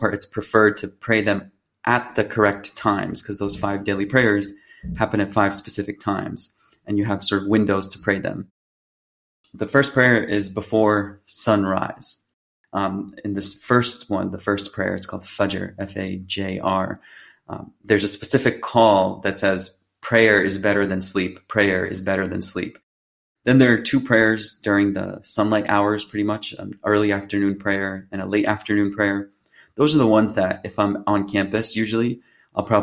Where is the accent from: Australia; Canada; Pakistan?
Pakistan; first language Urdu; English is a second language; now in Berkeley, United States; as a Pakistani, I speak Urdu. That's our native language.